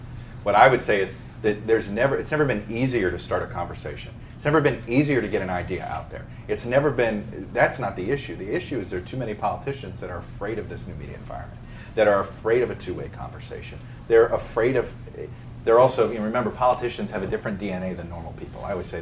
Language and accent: English; Miami, Florida, United States; I grew up in Miami